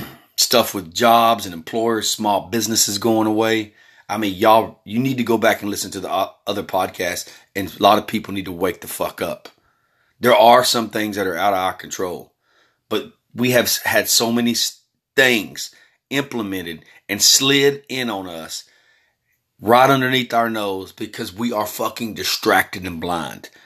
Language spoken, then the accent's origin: English; Texas, United States; also born or lived in California; I was born in California, been living in Texas majority of my life after about age four.